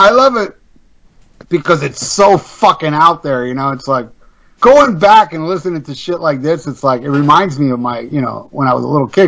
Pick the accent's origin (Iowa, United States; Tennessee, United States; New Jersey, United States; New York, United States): New York, United States; Tarrytown; my childhood growing up in Tarrytown, New York